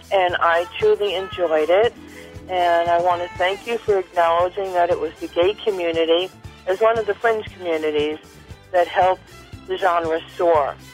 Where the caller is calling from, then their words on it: Philadelphia, Pennsylvania, United States; I'm calling from Philadelphia, Pennsylvania.